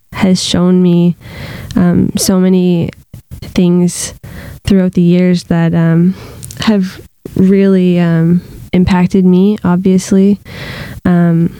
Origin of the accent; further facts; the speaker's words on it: Fredericton, New Brunswick, Canada; I was born in Fredericton, New Brunswick